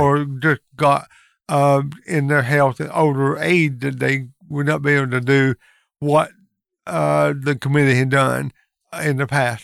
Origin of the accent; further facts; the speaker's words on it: Lincoln County, North Carolina, United States; born and raised in Lincoln County